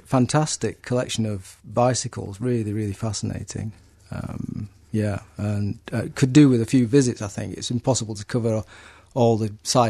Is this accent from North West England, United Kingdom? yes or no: yes; Manchester, North West England, United Kingdom; moved away as an adult; now in Exeter, United Kingdom; I'm from Manchester, but the last few years I've been living in a city called Exeter in the southwest.